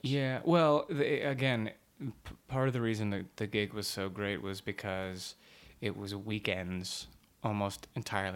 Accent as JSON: {"language": "English", "town": "Dallas", "region": "Texas", "country": "United States", "moved": "yes", "said": "I'm from Dallas, Texas"}